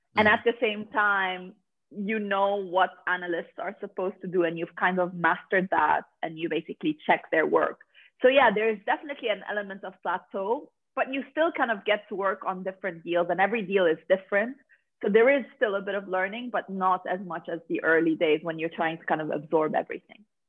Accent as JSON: {"language": "English", "country": "Lebanon", "tie": "born or raised there", "also_born_or_lived": "Dubai / Paris, France", "moved": "as an adult", "lives_now": "London, United Kingdom", "said": "I'm basically from Lebanon. That's where I was born and raised"}